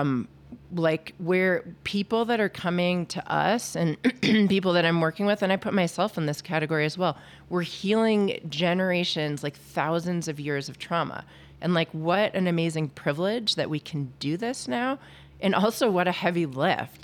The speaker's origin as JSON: {"language": "English", "region": "New England", "country": "United States", "tie": "born or raised there", "also_born_or_lived": "Cornell", "moved": "as an adult", "lives_now": "Victor, Idaho, United States", "said": "I started out in a, you know, Catholic family growing up in New England"}